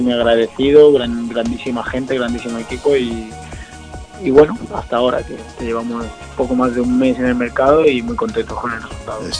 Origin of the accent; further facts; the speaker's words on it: Almería, Andalusia, Spain; yo soy de Almería, de Almería, de pueblo que se llama Alcox